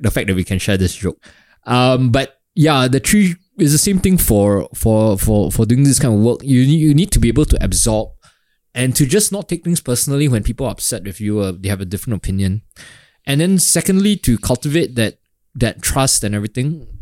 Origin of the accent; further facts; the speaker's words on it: Singapore; as a Singaporean creative